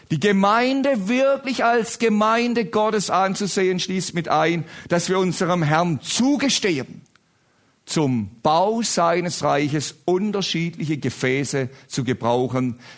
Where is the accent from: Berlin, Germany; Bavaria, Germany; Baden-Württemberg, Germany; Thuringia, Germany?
Baden-Württemberg, Germany; Ich komme ja aus Baden-Württemberg, große Rivalität.